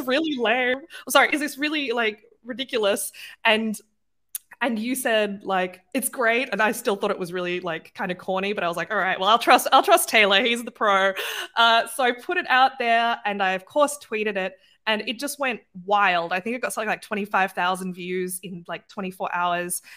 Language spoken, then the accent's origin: English; Australia; moved away as an adult; now in Germany; I'm not from Germany or the United States. I'm Australian